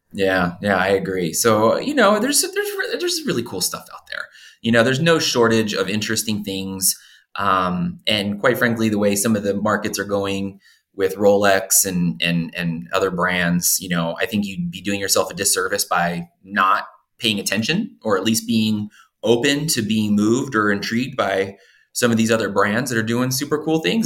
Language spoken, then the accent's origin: English; Philadelphia, Pennsylvania, United States; I grew up in Philadelphia